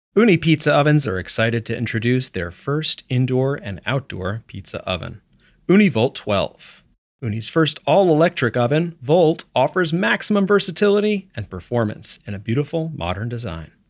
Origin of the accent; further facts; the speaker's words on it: New York, United States; I am from New York